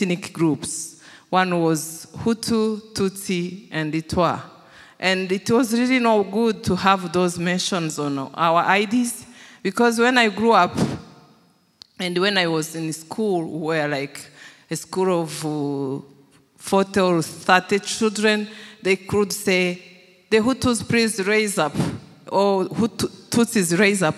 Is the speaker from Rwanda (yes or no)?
yes; Rwanda; I was born in Rwanda, and I grew up in Rwanda